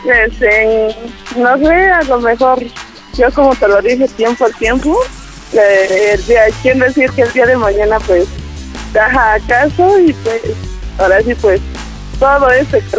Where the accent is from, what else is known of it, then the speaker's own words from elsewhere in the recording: Mexico City, Mexico; now in Baja California, Mexico; yo de la ciudad, pero me vine a Baja California.